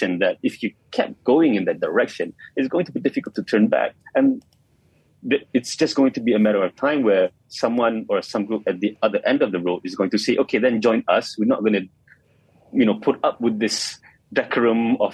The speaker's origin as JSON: {"language": "English", "country": "Malaysia", "said": "being Malaysian"}